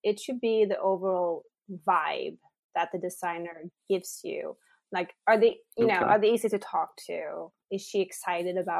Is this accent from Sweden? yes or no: yes; Sweden; also born or lived in San Francisco; now in United States; I'm originally from Sweden, and I came here and I lived in San Francisco.